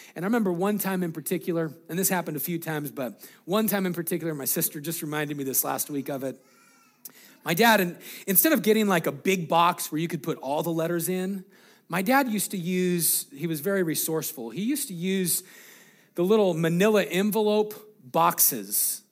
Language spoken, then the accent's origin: English; Greeley, Colorado, United States; we grew up in Greeley, Colorado.